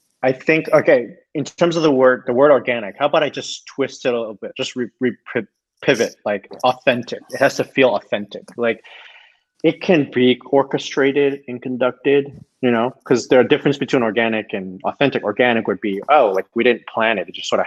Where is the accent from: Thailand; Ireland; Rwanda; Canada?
Canada; Toronto, Ontario; moved away as an adult; now in United States; I'm from Toronto